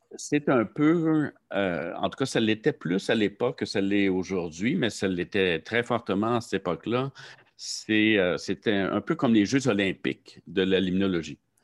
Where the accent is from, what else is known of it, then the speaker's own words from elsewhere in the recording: Saint-Jean-sur-Richelieu, Quebec, Canada; also born or lived in Montreal; je venais de Saint-Jean, j'ai donc fait mon secondaire, mon cégep à Saint-Jean